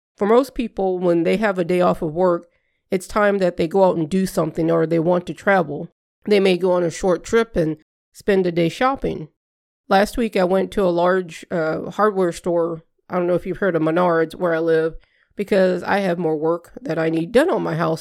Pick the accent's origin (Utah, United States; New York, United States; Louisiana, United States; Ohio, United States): Louisiana, United States; Southern; now in Midwest, United States; I grew up in Southern Louisiana